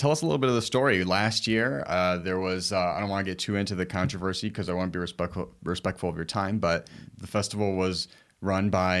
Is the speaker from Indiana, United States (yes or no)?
no; Chicago, Illinois, United States; growing up in Humboldt Park